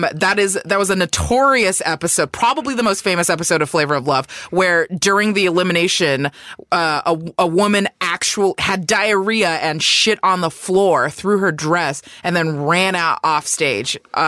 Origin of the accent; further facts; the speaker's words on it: United States; Our meaning Asian Americans.